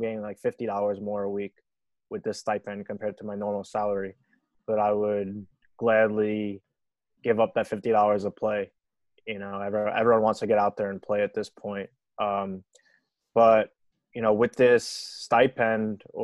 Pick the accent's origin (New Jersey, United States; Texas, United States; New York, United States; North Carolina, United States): New York, United States; living in New York, growing up in New York my whole life